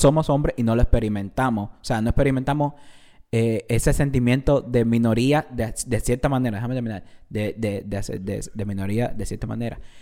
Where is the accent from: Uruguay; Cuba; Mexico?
Cuba; no soy mexicano, soy cubano de Cuba